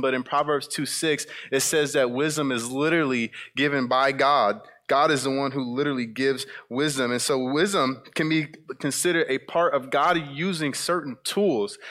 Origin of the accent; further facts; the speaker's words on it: South Bend, Indiana, United States; moved away; my time back in South Bend, Indiana, growing up on the West Side